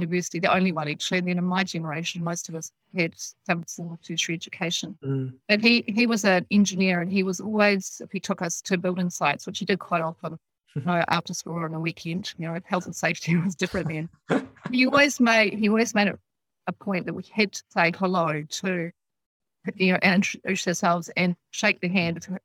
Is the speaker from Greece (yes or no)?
no; Dunedin, Otago, New Zealand; moved away as an adult; now in Nelson, New Zealand; I was born in Otapoti down there in the south.